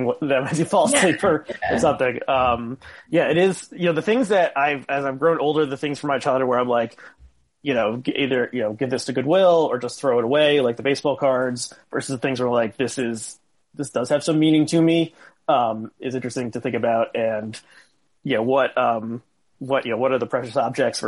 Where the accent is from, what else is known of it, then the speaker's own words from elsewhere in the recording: New Jersey, United States; I grew up in New Jersey